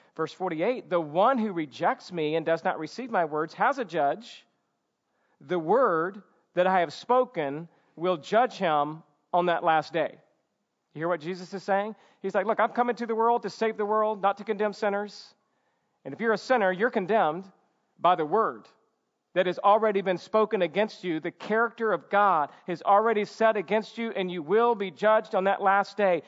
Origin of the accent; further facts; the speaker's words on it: Georgia, United States; now in California, United States; when I was a kid growing up in Georgia